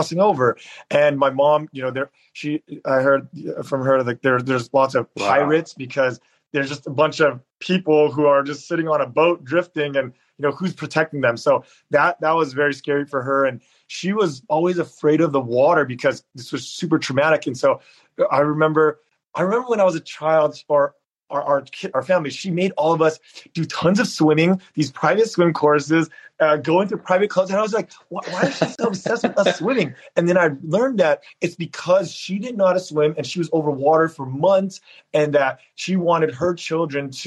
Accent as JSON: {"language": "English", "town": "San Jose", "region": "California", "country": "United States", "tie": "born or raised there", "also_born_or_lived": "Berkeley, California / San Diego, California", "said": "I grew up in San Jose in an apartment complex called Foxdale"}